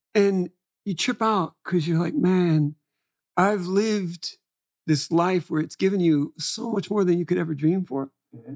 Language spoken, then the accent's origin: English; Florida, United States; moved away; I'm coming from Florida